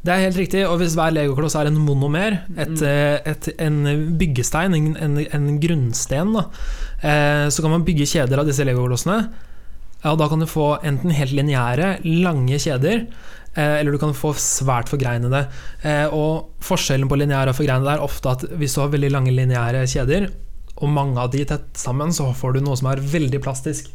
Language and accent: Norwegian; Sarpsborg, Østfold, Norway; Borregaard, den store fabrikken hjemme i Sarpsborg